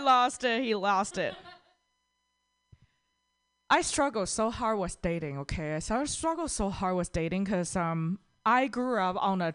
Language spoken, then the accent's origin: English; Toronto, Ontario, Canada; from Toronto